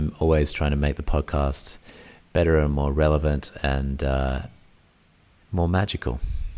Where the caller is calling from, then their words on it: Bali, Indonesia; I'm tuning in from Bali in Indonesia, and you can hear the sounds of Bali in the background of our podcast today.